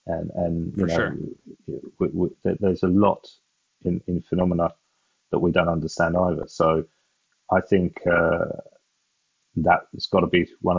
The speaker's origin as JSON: {"language": "English", "region": "England", "country": "United Kingdom", "said": "So I'm English"}